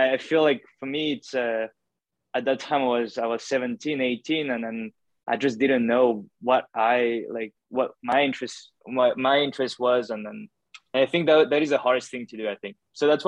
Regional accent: Paris, Île-de-France, France; moved away as an adult; now in Toronto, Canada; I'm originally from Paris, France. So I was born and raised there my whole life

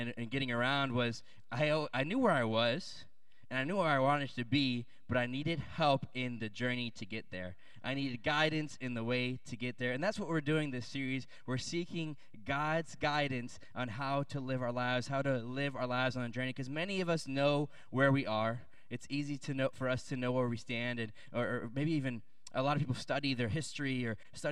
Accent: Williamsburg, Virginia, United States; in Williamsburg, Virginia, where I grew up

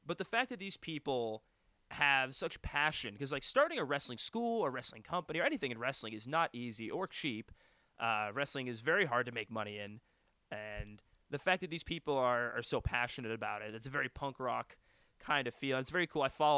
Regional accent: Western Canada, Canada; and then being Canadian on top of that, there's obviously, you know, coming across the border to come to the States and wrestle

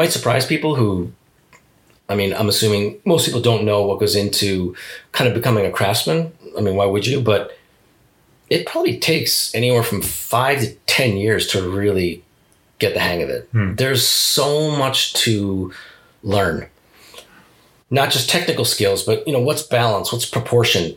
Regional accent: East Coast, United States; moved away as an adult; now in Japan; I grew up on the East Coast

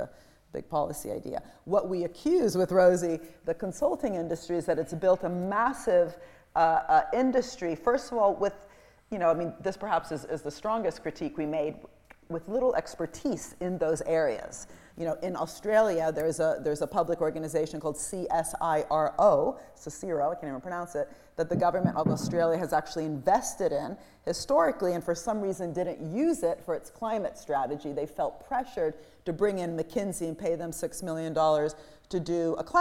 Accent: Italy; I'm from Italy

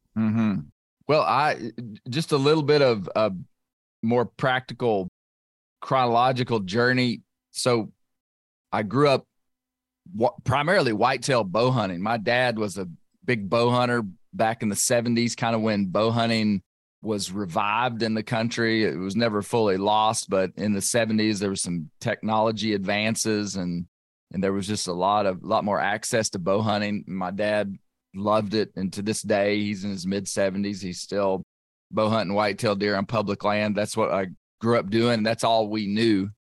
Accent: Western Arkansas, United States; I grew up I grew up in Arkansas

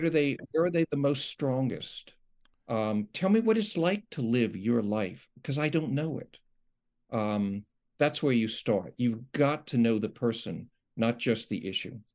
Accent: New York, United States; moved away; I'm from New York

